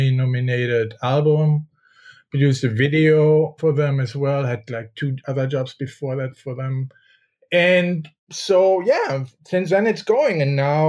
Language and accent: English; Germany; moved away as an adult; also born or lived in Paris, France / New York, United States; I am from Germany, and there I work for Vogue